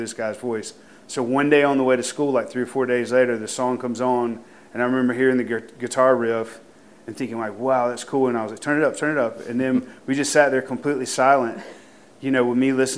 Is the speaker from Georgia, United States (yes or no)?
yes; Thomaston, Georgia, United States; growing up in Thomaston was really an interesting experience.